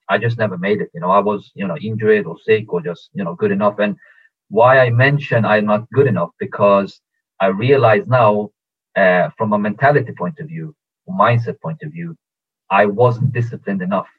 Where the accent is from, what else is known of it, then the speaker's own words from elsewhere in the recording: Stockholm, Stockholm County, Sweden; also born or lived in Tehran, Iran; I was born in Iran, in Tehran. But when I was two years old, we moved with the family to Stockholm, Sweden. So I grew up in, in, in Stockholm, Sweden